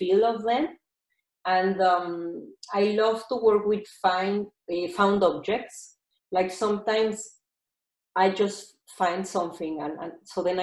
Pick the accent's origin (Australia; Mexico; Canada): Mexico; I'm from Mexico, so I have fabrics from Mexico